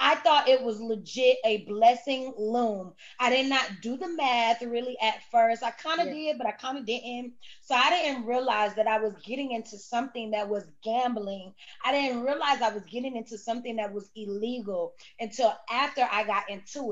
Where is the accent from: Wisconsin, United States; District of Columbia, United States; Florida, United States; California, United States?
Florida, United States; Cocoa; I'm from Cocoa, Florida, okay? I'm from Brevard County, 321, Chocolate City, Countdown County.